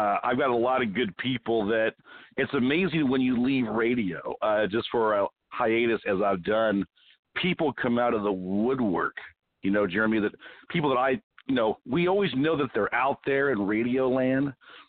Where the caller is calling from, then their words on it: Arizona, United States; I am calling from my mountain stronghold here in Arizona.